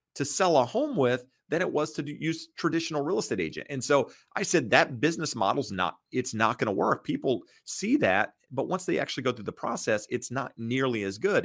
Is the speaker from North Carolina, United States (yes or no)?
yes; North Carolina, United States; I'm from North Carolina